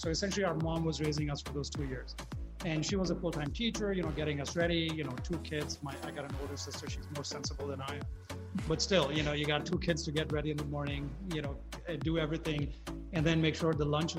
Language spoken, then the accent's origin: English; India; moved away as an adult; also born or lived in Detroit, United States; now in United States; I grew up in India. My father was in the army